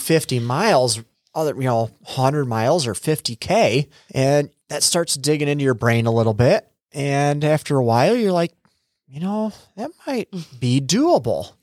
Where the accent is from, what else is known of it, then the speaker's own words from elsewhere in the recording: United States; also born or lived in Freeport; I'm originally from the area. Uh, I was actually born up in Freeport, and then when I was a couple years old, my parents moved down here to a farm, and I was raised on a dairy farm